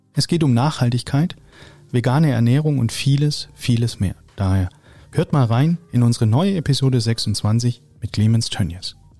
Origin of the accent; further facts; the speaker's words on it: Swabia, Baden-Württemberg, Germany; Ich bin Schwabe